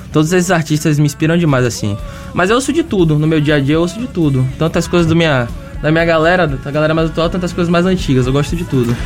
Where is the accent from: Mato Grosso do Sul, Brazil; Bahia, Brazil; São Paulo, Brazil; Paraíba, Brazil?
Bahia, Brazil; Salvador; Nós somos de Salvador